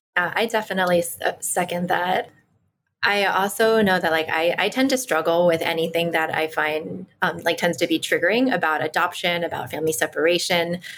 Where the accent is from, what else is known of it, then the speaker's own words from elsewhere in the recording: Washington, District of Columbia, United States; I was raised in Washington, D.C., to an Ashkenazi Jewish family